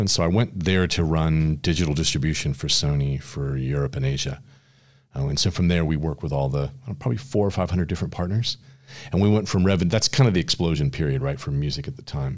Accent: San Francisco, California, United States; I grew up in the Bay Area in San Francisco

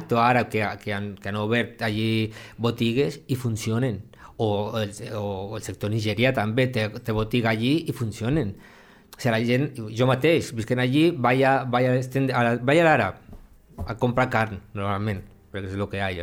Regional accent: Lleida, Catalonia, Spain; soc de la Mariola

